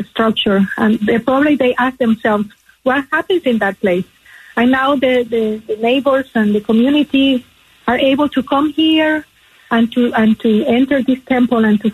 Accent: Nicaragua; moved away; being from Latin America, I'm originally from Nicaragua

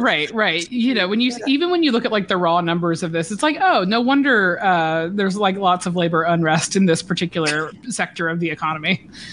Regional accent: Georgia, United States; moved away as an adult; now in New York, United States; I'm from Georgia

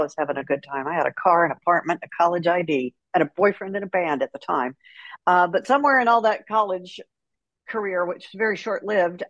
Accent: Houston, Texas, United States; I left college, came back to Houston, and spent my entire radio career in my hometown

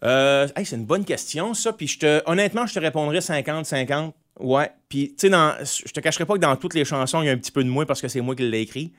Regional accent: Grande-Rivière, Quebec, Canada; à Grande-Rivière, parce qu'il faut pas oublier, moi, là, que je viens de la Gaspésie

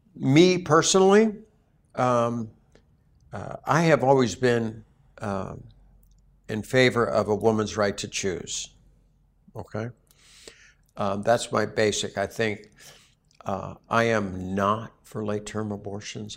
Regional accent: Newtown, Connecticut, United States; moved away; Sandy Hook, and that's my hometown. I lived in Sandy Hook when I was in high school. I went to Newtown High School.

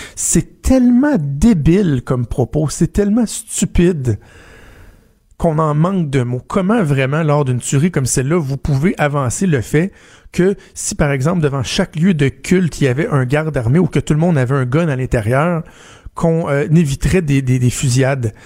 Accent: Quebec City, Quebec, Canada; chez nous à Québec

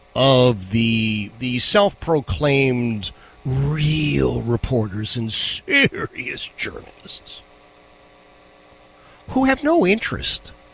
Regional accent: Philadelphia, Pennsylvania, United States; moved away; I grew up in Philadelphia

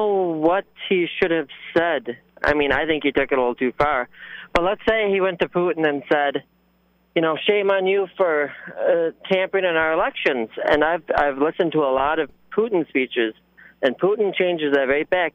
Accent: United States; as an American

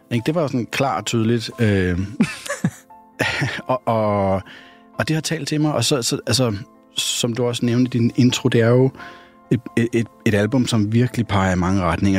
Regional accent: North Zealand, Capital Region of Denmark, Denmark; Jeg voksede op i Esbjerg, Nordsjælland, på sådan en klassisk rækkehusvej.

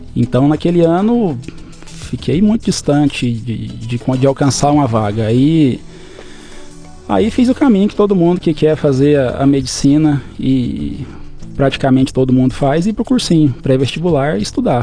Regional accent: Adelândia, Goiás, Brazil; moved away as an adult; also born or lived in Cuiabá, Mato Grosso; now in Matupá, Brazil; Eu nasci em Adelândia, uma cidade no interior de Goiás

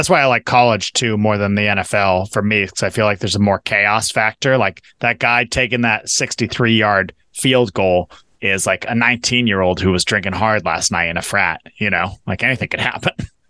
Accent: Shoreline, Washington, United States; Growing up in Shoreline, there's an Arby's on the corner of 205th and Aurora

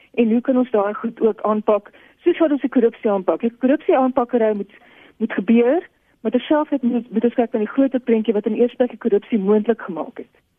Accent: South Africa; as alle Suid-Afrikaners

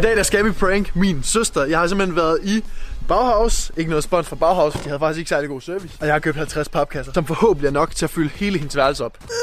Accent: Randers, Central Denmark Region, Denmark; also born or lived in Aabenraa; jeg kommer fra Randers

